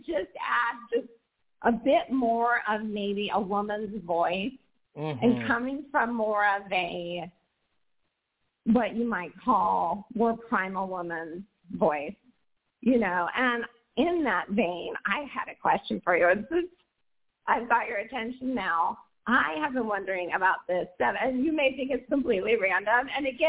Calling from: Portland, Oregon, United States; I am calling from Portland, Oregon. And yes

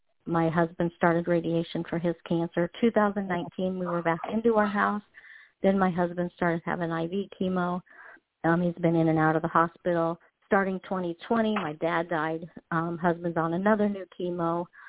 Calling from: Iowa, United States; I'm from Iowa

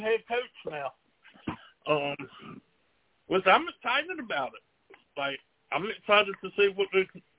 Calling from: Georgia, United States; I'm calling from Georgia.

